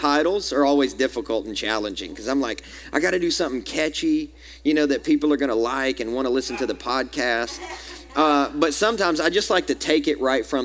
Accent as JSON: {"language": "English", "area": "American South", "region": "Southern United States", "country": "United States", "accent": "southern", "said": "As an American, my southern accent"}